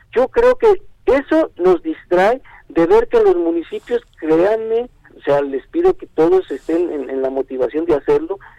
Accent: Mexico; ciudadano mexicano

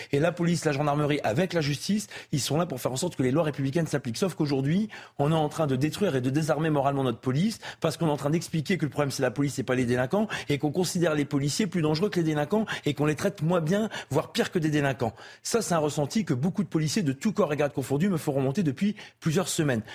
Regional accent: the Nord, Hauts-de-France, France; comme on dit chez moi dans le Nord

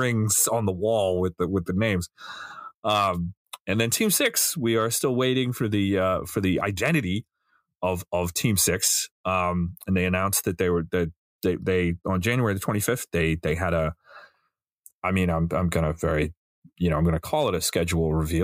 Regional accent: New York area, United States; also born or lived in Boston, Massachusetts; I'm from Boston originally, but I grew up in the New York area

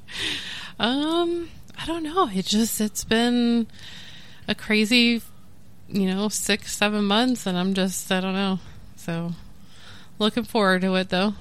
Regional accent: Nebraska, United States; also born or lived in Oregon; I was born and raised here in Nebraska

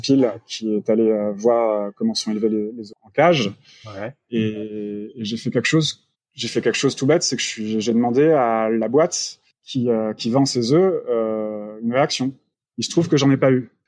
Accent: France; nous on trouve en tant que Français

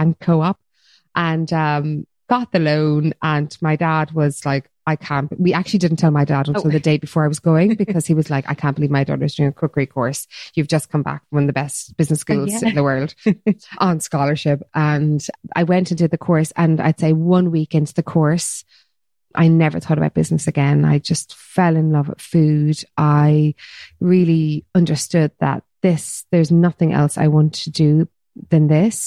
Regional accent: Cork, Munster, Ireland; also born or lived in New York, United States; growing up, in the country in Ireland in the 80s

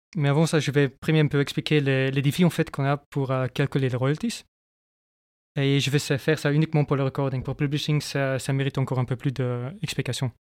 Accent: Flanders, Belgium; moved away as an adult; now in France; je viens de la Flandre. Je suis depuis 4 ans maintenant, je crois, en France.

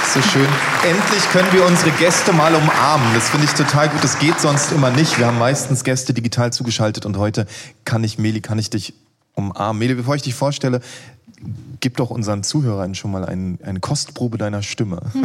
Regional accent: Berlin, Germany; als Berliner

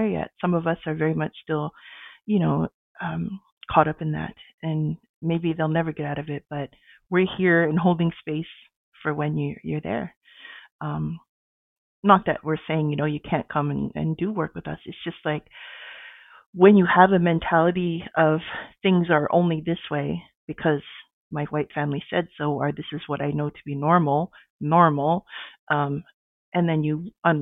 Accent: Sault Ste. Marie, Ontario, Canada; also born or lived in Edmonton, Alberta / Saddle Lake First Nation, Alberta; now in Ottawa, Canada; I was born in Edmonton and adopted and raised in Ontario, in Sault Ste. Marie, Ontario.

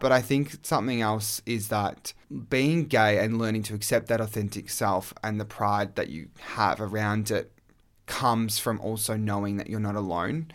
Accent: Australia; I was gay male from Australia

